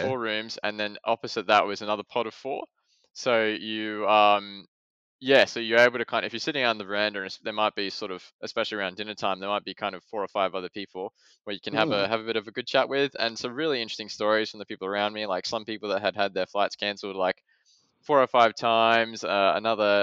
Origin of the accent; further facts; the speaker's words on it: Adelaide, South Australia, Australia; also born or lived in Oxford, United Kingdom; I was born and raised in Adelaide